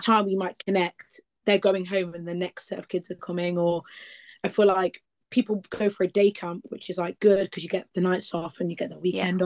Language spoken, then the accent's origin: English; Leicester, East Midlands, United Kingdom; I'm from Leicester in the East Midlands.